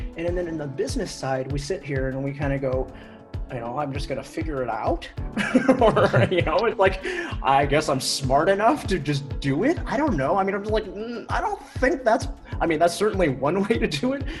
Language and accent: English; Seattle, Washington, United States; I grew up in Seattle, born in Seattle, lived in Seattle almost my whole life